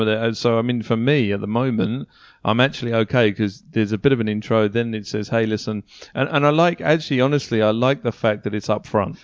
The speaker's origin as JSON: {"language": "English", "country": "United Kingdom", "moved": "yes", "said": "back home in the U K"}